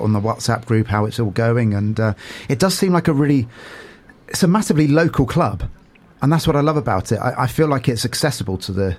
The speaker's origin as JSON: {"language": "English", "town": "Portsmouth", "region": "South East England", "country": "United Kingdom", "moved": "yes", "said": "So I'm originally from Portsmouth"}